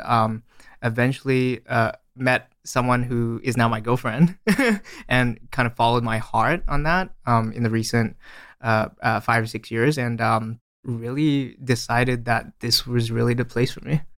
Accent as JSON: {"language": "English", "country": "Australia", "tie": "born or raised there", "also_born_or_lived": "Malaysia", "moved": "as an adult", "lives_now": "San Francisco, United States", "said": "I was born in Malaysia and I uh, grew up in Australia."}